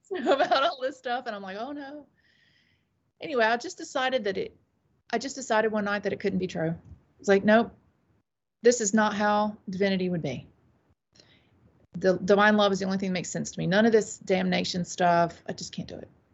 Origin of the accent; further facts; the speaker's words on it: Taylors, South Carolina, United States; also born or lived in Saudi Arabia; now in Greenville, North Carolina, United States; I was raised mostly in Taylor, South Carolina